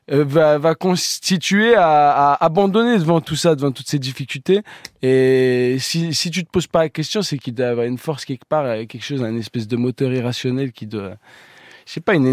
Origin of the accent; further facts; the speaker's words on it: Grenoble, Auvergne-Rhône-Alpes, France; moi, moi, je, déjà, je suis originaire de Grenoble